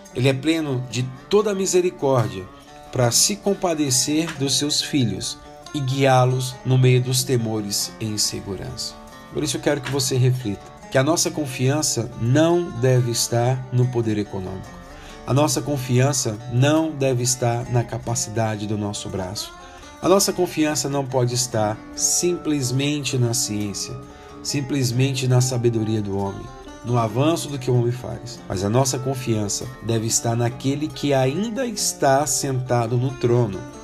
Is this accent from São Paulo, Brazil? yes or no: no; Brasília, Federal District, Brazil; Eu sou de Brasília